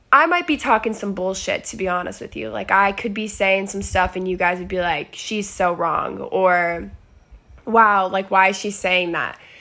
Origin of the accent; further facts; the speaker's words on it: Arizona, United States; moved away; I am from Arizona originally.